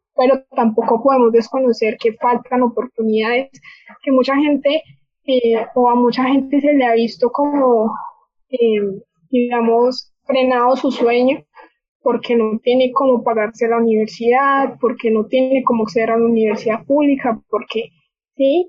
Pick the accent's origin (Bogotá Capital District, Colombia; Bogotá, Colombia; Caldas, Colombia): Caldas, Colombia; Manizales; moved away as an adult; now in Bogotá, Colombia; soy de Manizales, y vivo en Bogotá hace ya dos años